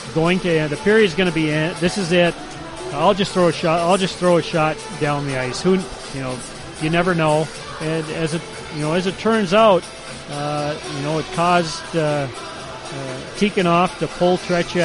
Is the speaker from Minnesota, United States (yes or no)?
yes; Warroad, Minnesota, United States; my hometown of Warroad, Minnesota, and growing up there